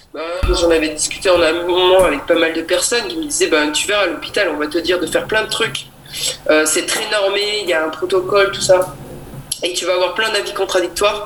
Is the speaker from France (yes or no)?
yes; Tain-l'Hermitage, Auvergne-Rhône-Alpes, France; je viens de la région Rhône-Alpes, euh, Talermitage exactement.